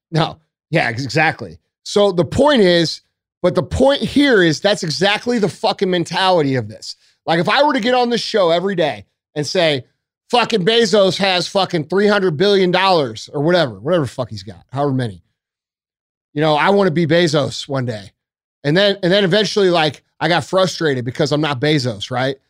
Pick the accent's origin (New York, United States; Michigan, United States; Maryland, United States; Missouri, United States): Missouri, United States; St. Louis; I am from Saint Louis